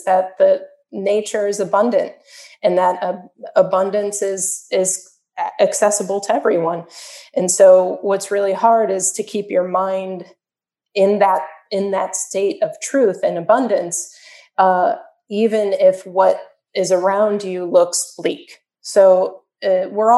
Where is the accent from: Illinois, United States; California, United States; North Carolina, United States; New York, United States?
Illinois, United States; Chicago; now in Miami, United States; I'm from Chicago. I'm from a very, very cold place.